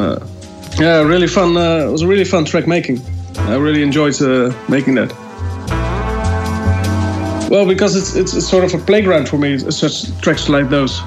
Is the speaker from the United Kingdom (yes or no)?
no; Netherlands; from the Netherlands